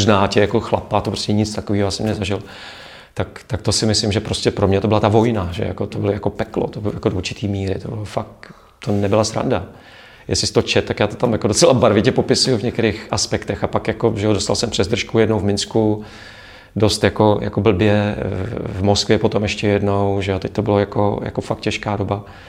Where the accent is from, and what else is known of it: Czechia